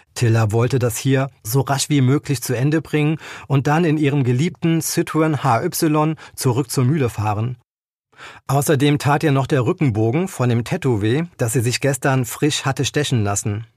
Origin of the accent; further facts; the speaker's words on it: near Koblenz, Rhineland-Palatinate, Germany; now in Eifel, Germany; Ich bin kein gebürtiger Eifelaner, ich komme aus der Nähe von Koblenz, aber seitdem ich selber in der Eifel wohne